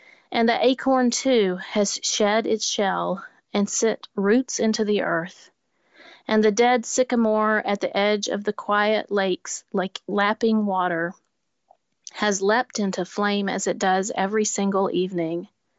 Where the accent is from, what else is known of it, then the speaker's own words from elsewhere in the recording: Nashville, Tennessee, United States; The other original artworks were put on display at Parnassus Books, my hometown bookshop here in Nashville